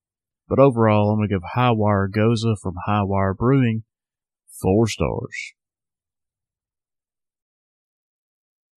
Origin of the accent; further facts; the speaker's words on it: Sheffield, Alabama, United States; Southern Package, my hometown craft beer shop